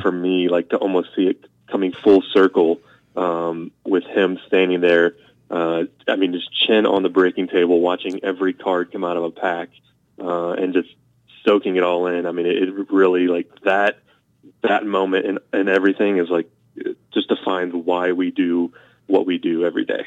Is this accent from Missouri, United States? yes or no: yes; St. Louis, Missouri, United States; I was from St. Louis